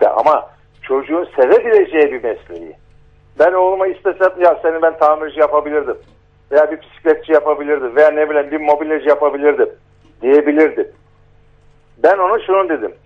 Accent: Nazilli, Aydın, Turkey; Bizim Nazilli'de

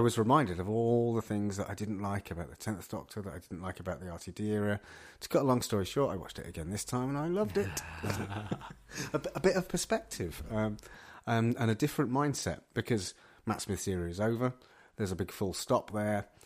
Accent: Midlands, United Kingdom; I can categorically say I'm not from Birmingham. uh, uh I am from the Midlands.

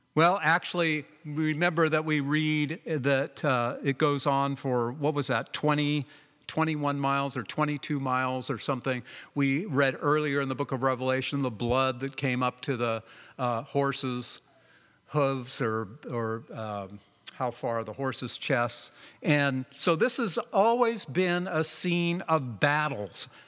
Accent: Southern California, United States; now in Oregon, United States; I grew up in Southern California

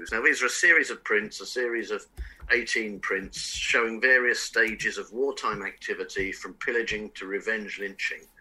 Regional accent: England, United Kingdom; also born or lived in France; to me as a kid growing up in England and in France in the 70s, the culture of the United States was my culture.

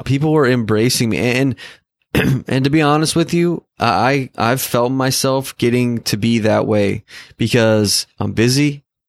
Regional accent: Southern Oregon, United States; also born or lived in Portland, Oregon; I grew up in Southern Oregon

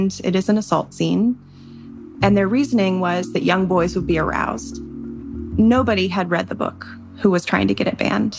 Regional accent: Dripping Springs, Texas, United States; moved away as an adult; now in Los Angeles, United States; I grew up in this little town outside of Austin called Dripping Springs

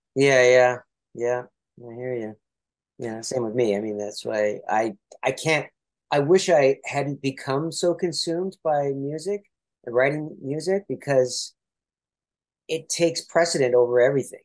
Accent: Toronto, Ontario, Canada; I'm from Toronto

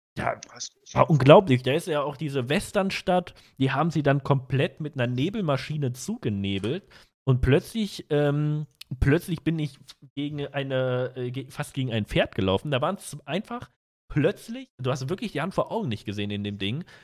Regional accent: North Rhine-Westphalia, Germany; ich komme aus NRW

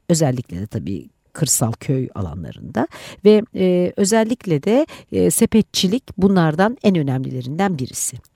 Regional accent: Eastern Black Sea, Turkey; Doğu Karadenizli olduğum için

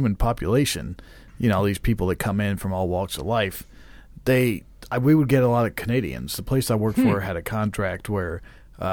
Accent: United States; we're American

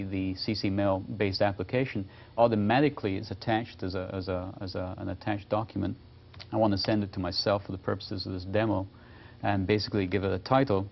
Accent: Canada; I'm Canadian

